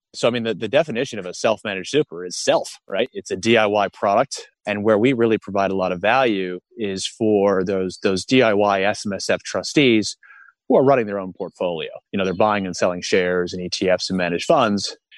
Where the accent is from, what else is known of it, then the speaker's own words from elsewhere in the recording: United States; moved away as an adult; now in Australia; I'm an American um, li- li- have been living in Australia for years